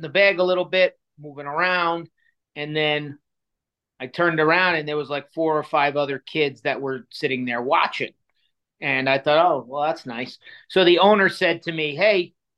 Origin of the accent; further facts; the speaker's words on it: New York City, New York, United States; moved away as an adult; now in Chicago, United States; I grew up in Queens, New York, which is one of the five boroughs. And I was I lived there until I was 27 years old.